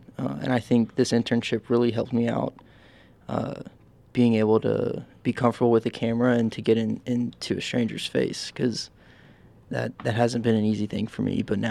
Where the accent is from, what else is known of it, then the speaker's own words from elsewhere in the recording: Nashville, Tennessee, United States; moved away as an adult; also born or lived in Bowling Green, Kentucky; I'm from Nashville, Tennessee.